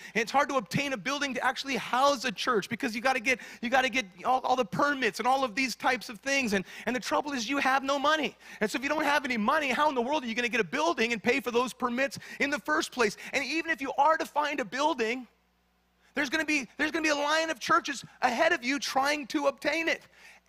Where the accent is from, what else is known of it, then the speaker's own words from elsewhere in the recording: Kingman, Arizona, United States; now in Southern California, United States; When we came here to Southern California, we came from Kingman, Arizona. Some of you don't even know where that is. Don't visit it, all right?